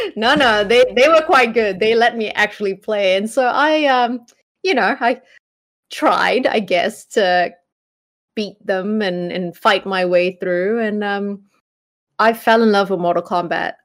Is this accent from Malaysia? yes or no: yes; Malaysia; now in New Zealand; I grew up in Malaysia